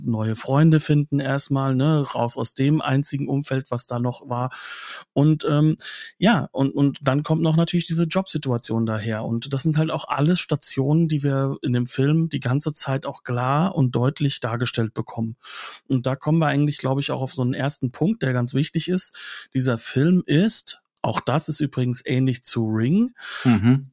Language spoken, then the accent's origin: German; Germany; als Deutscher